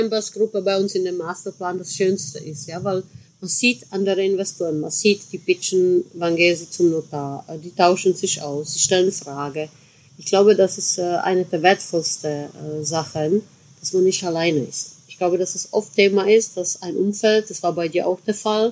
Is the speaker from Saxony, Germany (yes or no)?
yes; Chemnitz area, Saxony, Germany; so bei meiner Heimat, ne? so Chemnitzer Ecke